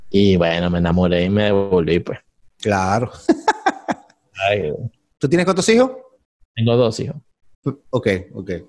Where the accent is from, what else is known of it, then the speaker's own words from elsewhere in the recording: Venezuela; moved away as an adult; also born or lived in Hilton Head, South Carolina; now in Atlanta, United States; Yo me fui de Venezuela en 2004.